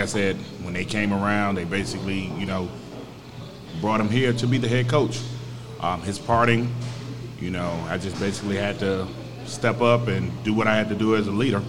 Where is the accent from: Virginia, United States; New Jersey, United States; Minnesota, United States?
Virginia, United States; now in San Antonio, United States; See, I'm originally from Virginia.